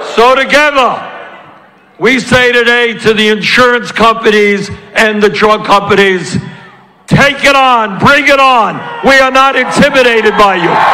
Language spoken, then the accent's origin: English; Vermont, United States; I come from Vermont. We're not used to this sun